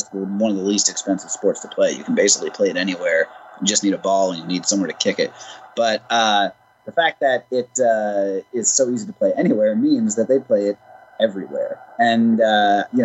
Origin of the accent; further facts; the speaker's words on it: Millburn, New Jersey, United States; my hometown of Milburn, New Jersey